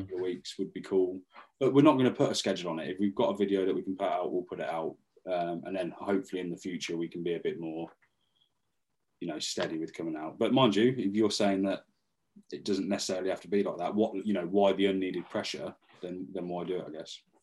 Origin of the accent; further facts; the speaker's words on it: Northampton, East Midlands, United Kingdom; we're from Northampton